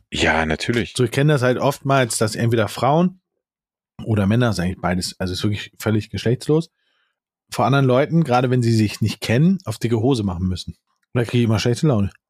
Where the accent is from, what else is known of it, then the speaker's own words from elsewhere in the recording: France; German is a second language; now in Germany; Ich bin eine Französin und lebe schon sehr, sehr lange in Deutschland.